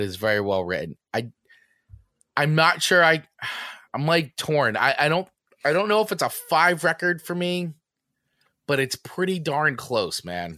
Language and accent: English; New Jersey, United States; growing up in New Jersey